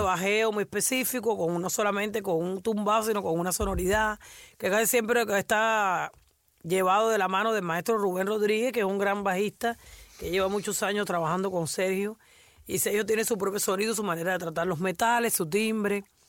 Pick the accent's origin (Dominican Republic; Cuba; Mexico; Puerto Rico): Cuba; Havana; La Habana, que fue donde yo nací